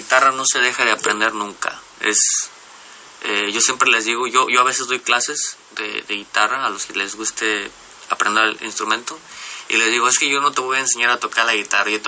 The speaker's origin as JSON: {"language": "Spanish", "town": "José María Morelos", "region": "Jalisco", "country": "Mexico", "tie": "born or raised there", "also_born_or_lived": "Cocula", "said": "nací en Cocula, Jalisco. Eh, y al año de que nací, mis padres se se mudaron, porque ellos vivían en esas áreas, mis padres se mudaron a la zona costa, de la costa sur de Puerto Vallarta"}